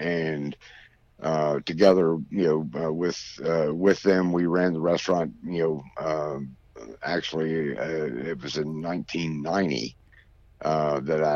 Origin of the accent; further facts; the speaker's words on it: Greensboro, North Carolina, United States; I'm from Greensboro